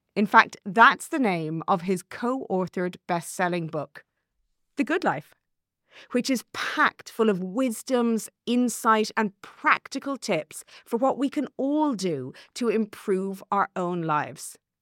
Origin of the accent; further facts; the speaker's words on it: Ireland; as an Irish woman